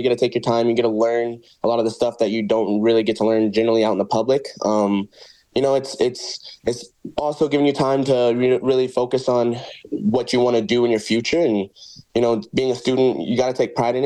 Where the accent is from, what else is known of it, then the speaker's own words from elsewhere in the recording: Brooks, Alberta, Canada; also born or lived in Rock Island, Illinois, United States; I grew up most majority of my life in Brooks, Alberta, just 2 hours southeast of Calgary